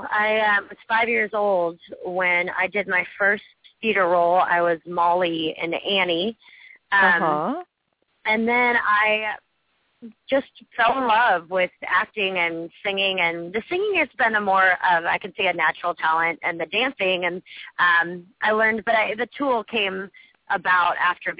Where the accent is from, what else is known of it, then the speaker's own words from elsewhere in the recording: Washington, United States; I'm from Washington State.